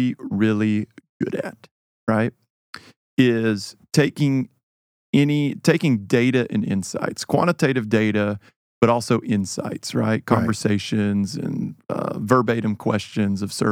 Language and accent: English; Atlanta, Georgia, United States; moved away; also born or lived in Knoxville, Tennessee; Originally, Atlanta. I was born down there and grew up some in Knoxville